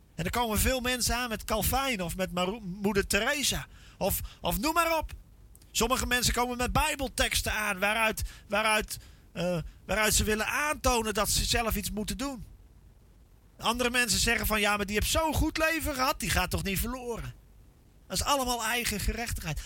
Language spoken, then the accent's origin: Dutch; Veluwe, Gelderland, Netherlands; Ik kom van de Veluwe